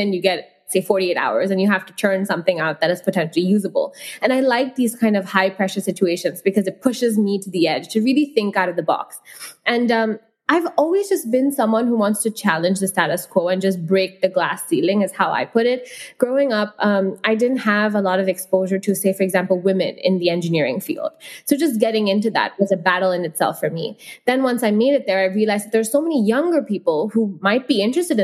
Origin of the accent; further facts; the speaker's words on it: Hong Kong; also born or lived in India; I've grown up in Hong Kong and I've, you know, I come from India, a country which is massive